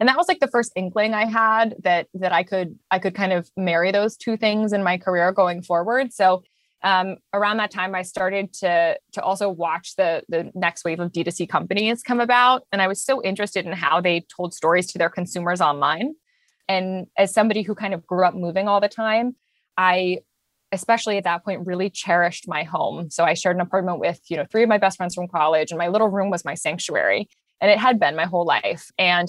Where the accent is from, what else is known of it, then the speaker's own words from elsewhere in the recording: London, United Kingdom; also born or lived in Japan; So I was born in London. I lived in Japan for a little bit, and then I went back to London. I spent most of my childhood in London.